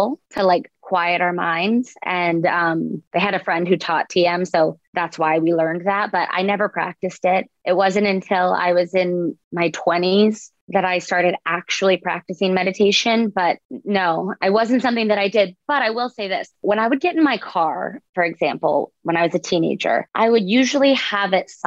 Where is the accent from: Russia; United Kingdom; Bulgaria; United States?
United States; Boca Raton, Florida; I grew up in Boca Raton